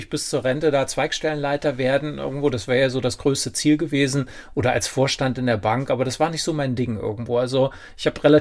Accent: Kaufungen, Hesse, Germany; also born or lived in Kassel; ich bin da geboren

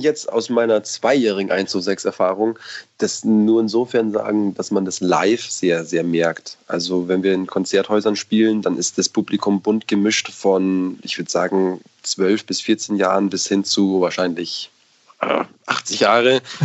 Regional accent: Munich, Bavaria, Germany; wir halt aus München sind

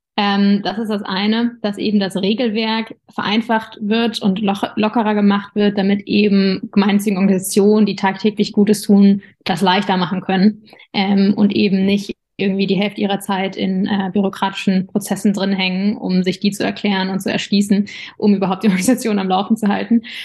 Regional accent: Darmstadt, Hesse, Germany; von Berlin nach Darmstadt, wo ich herkomme

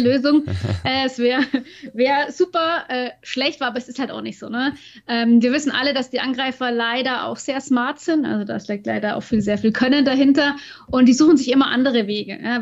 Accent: Bavaria, Germany; in Nürnberg bei uns in Bayern

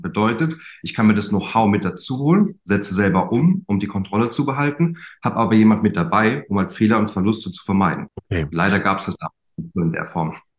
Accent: German Wine Route, Rhineland-Palatinate, Germany; Ich komme von der Weinstraße

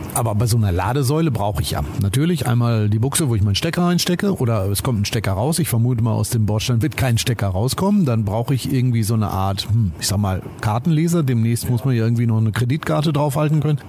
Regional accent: Detmold, North Rhine-Westphalia, Germany; meine Heimatstadt Detmold

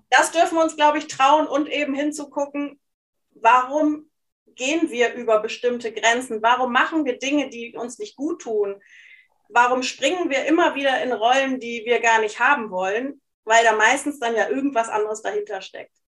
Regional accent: Hesse, then East Frisia, Lower Saxony, Germany; moved away as an adult; now in Cologne, Germany; ich bin in Hessen erst aufgewachsen, bevor ich nach Ostfriesland gezogen bin mit meinen Eltern

